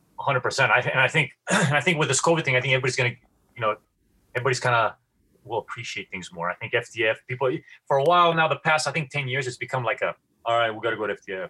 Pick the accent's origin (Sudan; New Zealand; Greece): Greece; now in Seattle, United States; I grew up in Greece